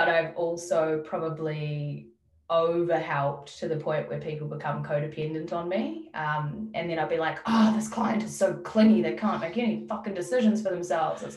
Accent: New Zealand; now in Melbourne, Australia; my family back in New Zealand. I don't see myself living in my hometown

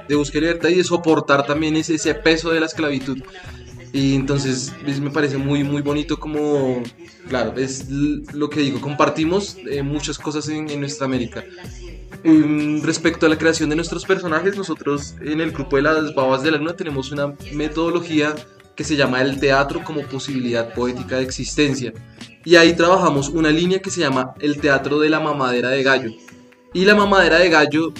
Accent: Bogotá, Colombia; also born or lived in Mompox; yo he vivido casi toda mi vida en Bogotá, pero soy, digamos, oriundo de mi familia, viene de Monpós

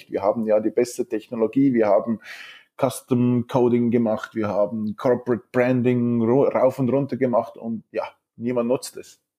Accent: Zurich, Switzerland; accent: Swiss; also born or lived in Finland; Ähm, ich bin gebürtiger Finne, bin aber in Zürich aufgewachsen, ja, äh, meinem schönen Schweizer Akzent. Ähm, Zürich aufgewachsen

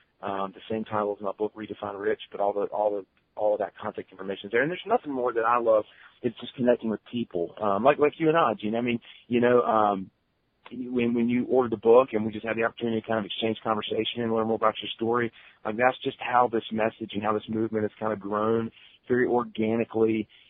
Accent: the South, United States; You know, I'm from the South, and everybody's like, oh, that's just a Southern thing.

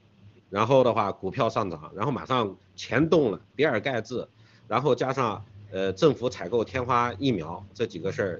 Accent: China; 我们中国人、华人现在面对的问题就是灭族了。

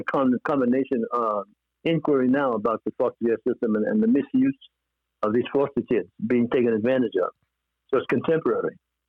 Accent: Brooklyn, New York, United States; and here I'm from Brooklyn, New York.

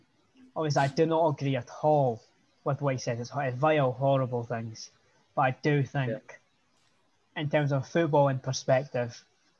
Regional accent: Dundee, Scotland, United Kingdom; I'm from Dundee.

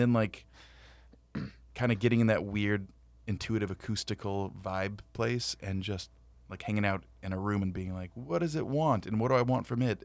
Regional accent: Whittier, California, United States; also born or lived in San Antonio; I was born in Whittier, John Greenleaf Whittier.

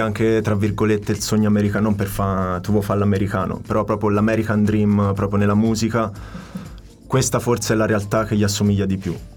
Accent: Tuscany, Italy; moved away as an adult; also born or lived in Naples / Paris; now in London, United Kingdom; Sono nato a Napoli, sì. mi trasferisco in Toscana

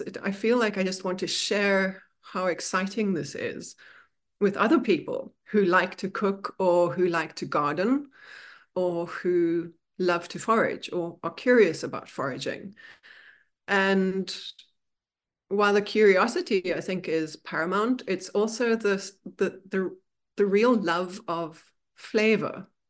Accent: Bloemfontein, Free State, South Africa; now in New York City, United States; I grew up in South Africa, and the town I was born in is in the middle of South Africa. It's called Bloemfontein

